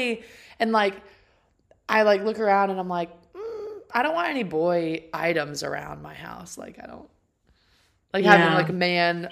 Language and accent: English; Canada; now in Cary, United States; I was born in Canada and Cary is really where I live